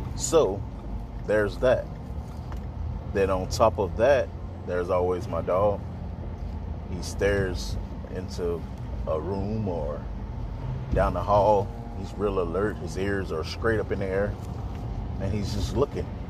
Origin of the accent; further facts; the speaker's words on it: Mississippi, United States; now in Texas, United States; I'm a artist from Mississippi. I currently stay in Texas